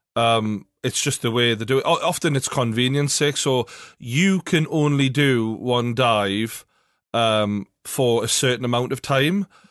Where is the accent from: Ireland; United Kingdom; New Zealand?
United Kingdom; England; we're obviously mainly from England